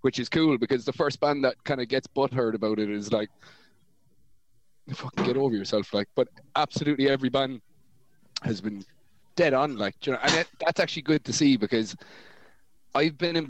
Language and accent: English; Kilkenny, Leinster, Ireland; I love Kilkenny. And growing up in Kilkenny was class